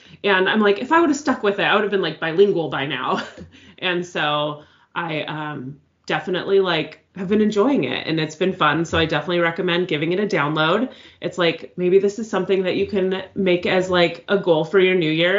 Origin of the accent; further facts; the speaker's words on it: California, United States; we grew up in California, so, like, knowing a little bit of Spanish is, like, kind of common